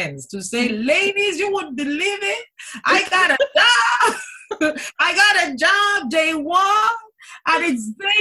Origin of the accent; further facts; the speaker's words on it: Nigeria; moved away as an adult; now in Kent, United Kingdom; Born and raised in Nigeria. Moved to the UK in 2002 in search of greener pastures.